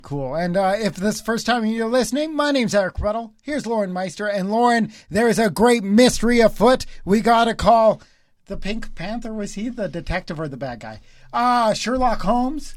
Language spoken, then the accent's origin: English; Cochrane, Alberta, Canada; we're all from Cochrane.